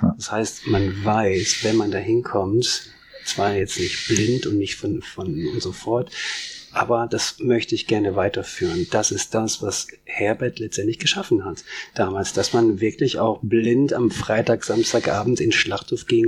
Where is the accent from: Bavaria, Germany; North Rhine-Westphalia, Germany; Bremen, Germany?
North Rhine-Westphalia, Germany; Soest; moved away; der hier geboren wurde im Marienkrankenhaus und hier auch viele, viele Bekanntschaften und Freunde hatte.